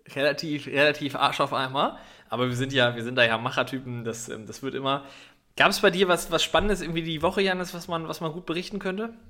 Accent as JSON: {"language": "German", "region": "Northern Germany", "country": "Germany", "said": "ich bin ja als Norddeutscher"}